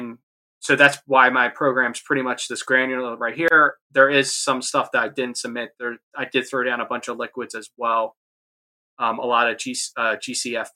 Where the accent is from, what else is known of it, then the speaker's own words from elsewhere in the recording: New Jersey, United States; I'm from Jersey, so we have a big sod farm